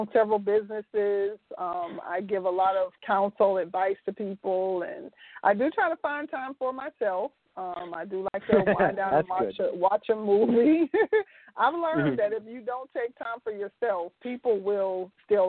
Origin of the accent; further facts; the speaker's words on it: Youngstown, Ohio, United States; I originally was born and raised in Youngstown, Ohio